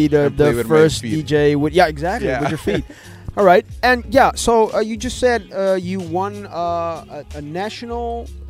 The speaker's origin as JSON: {"language": "English", "town": "Rotterdam", "region": "South Holland", "country": "Netherlands", "moved": "yes", "said": "I'm originally from Rotterdam"}